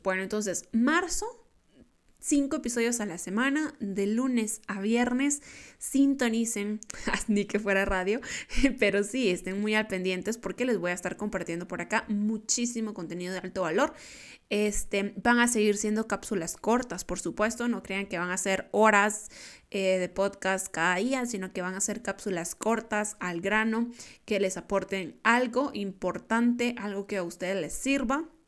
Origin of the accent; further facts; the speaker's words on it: Guatemala; yo soy de Guatemala